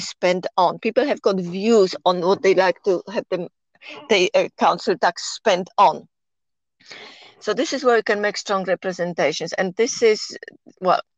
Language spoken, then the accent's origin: English; Poland; accent: Polish; English is a second language; moved away as an adult; also born or lived in Temple Hill, United Kingdom; now in United Kingdom; my accent, of course, I am Polish. I came to UK 40 years ago